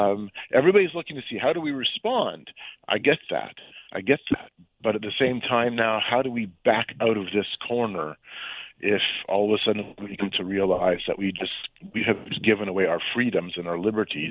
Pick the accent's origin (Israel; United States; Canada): Canada; I'm from Canada